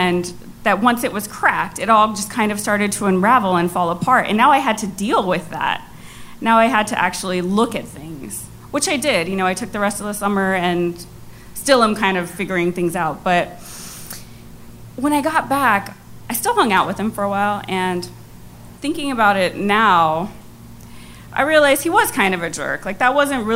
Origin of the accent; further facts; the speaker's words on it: New York City, New York, United States; first language Cantonese; English is a second language; I was born in Queens. My parents were from China